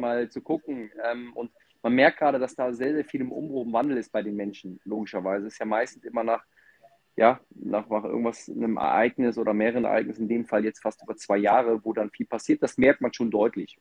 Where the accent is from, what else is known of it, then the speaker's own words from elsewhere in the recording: Mönchengladbach, North Rhine-Westphalia, Germany; ich komme aus dem Rheinland, aus Mönchengladbach, ähm, bin ganz klassisch aufgewachsen